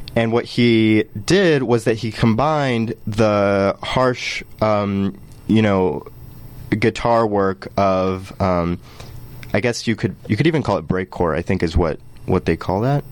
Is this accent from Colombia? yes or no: yes; Colombia; moved away; I'm from Colombia